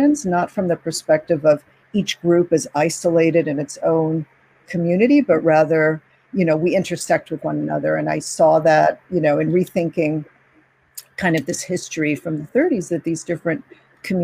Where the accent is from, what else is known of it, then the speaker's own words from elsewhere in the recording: New York, United States; also born or lived in Cuba; I grew up, rather than in the Bronx, I grew up in Queens